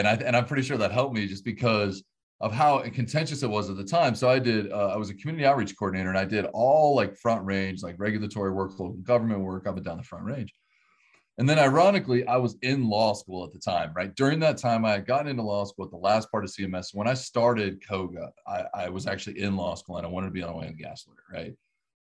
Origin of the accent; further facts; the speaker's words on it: Hays, Kansas, United States; moved away as an adult; also born or lived in Colorado; I'm from Kansas. I was born and raised here, here in Hayes, Kansas.